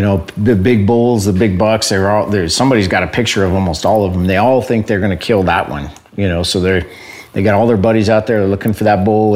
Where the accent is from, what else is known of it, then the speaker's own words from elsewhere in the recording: Southern Arizona, United States; I'm from born and raised in Southern Arizona